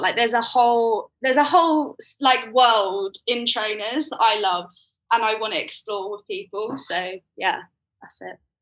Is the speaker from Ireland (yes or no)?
no; Croydon, London, United Kingdom; I grew up in Croydon